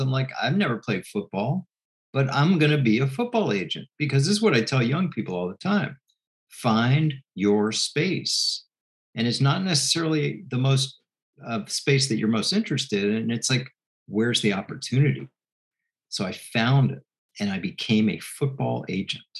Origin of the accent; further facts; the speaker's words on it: Washington, District of Columbia, United States; moved away as an adult; born and bred in Washington, D.C.